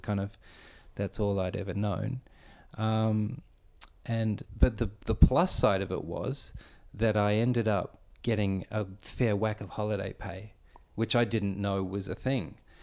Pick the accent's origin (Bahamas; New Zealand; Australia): Australia; Victoria; I was born here in Australia, but born to a Dutch immigrant family